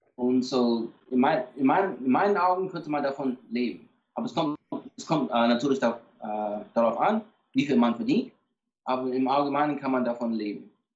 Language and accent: German; Atlanta, Georgia, United States; ich komme aus Atlanta, so ich bin automatisch so Fan von, äh, von den Atlanta Falcons